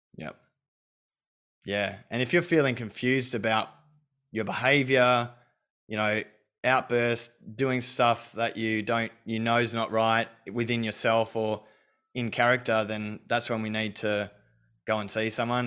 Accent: Australia; I was brought up in Australia

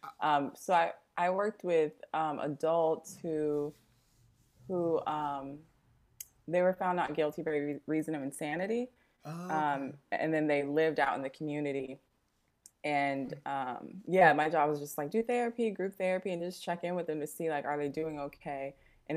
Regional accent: Las Vegas, Nevada, United States; moved away as an adult; now in Oakland, United States; I'm actually from Las Vegas, but I've been in the Bay since 2013

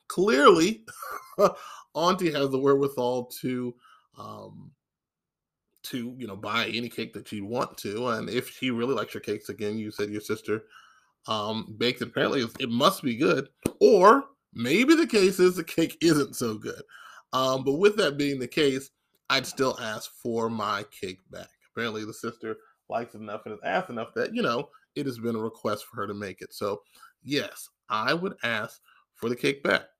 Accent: Maryland, United States; now in the Carolinas, United States; my home state. Now, of course, I live in the Carolinas, but I'm originally from the state of Maryland

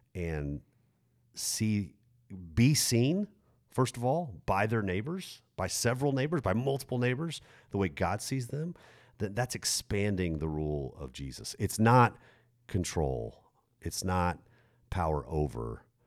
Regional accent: United States; as American twenty-first century Christians

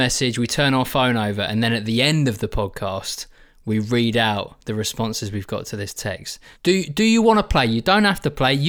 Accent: England, United Kingdom; I'm from England

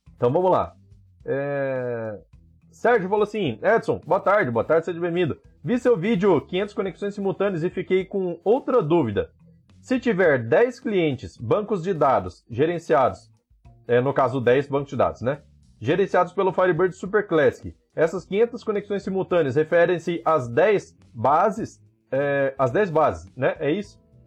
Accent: Campo Grande, Mato Grosso do Sul, Brazil; Eu sou de Campo Grande aqui também

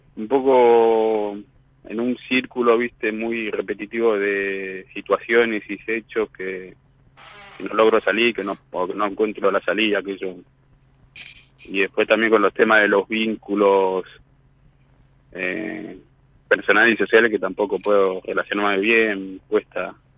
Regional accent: Mar del Plata, Buenos Aires Province, Argentina; moved away as an adult; now in La Plata, Argentina; soy de Madre de Plata y me vine hace siete años acá en La Plata

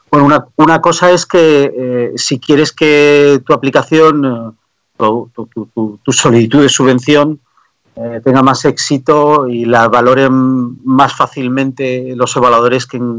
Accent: Canary Islands, Spain; born there; also born or lived in Germany / Belgium / France / Denmark; mis padres eh, son hindúes que tuvieron que irse de Pakistán en la partición, emigraron y yo nací en Canarias. Entonces soy el primero de la generación que nació en España.

